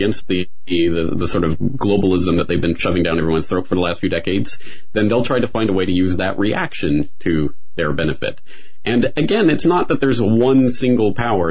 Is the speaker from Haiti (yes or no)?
no; Canada; now in Japan; I'm a Canadian. I live in Japan